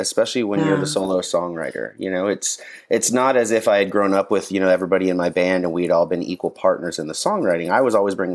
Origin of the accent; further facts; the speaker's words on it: DeLand, Florida, United States; moved away as an adult; also born or lived in Chicago; now in Nashville, United States; I spent third grade through senior year all in the same small town in Central Florida, a little town called DeLand